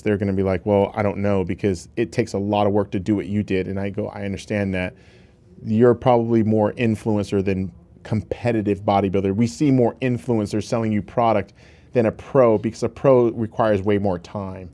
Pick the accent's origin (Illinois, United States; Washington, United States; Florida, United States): Washington, United States; Seattle; growing up in Seattle, Washington.